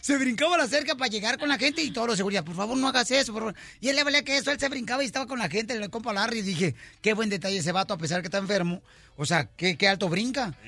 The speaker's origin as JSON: {"language": "Spanish", "region": "Jalisco", "country": "Mexico", "moved": "yes", "lives_now": "United States", "said": "Soy de Jalisco"}